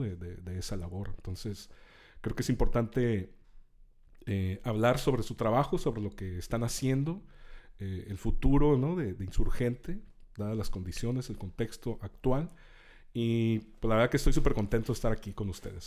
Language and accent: Spanish; Tijuana, Baja California, Mexico; no, no soy norteño, yo soy fronterizo, ¿no? Transfronterizo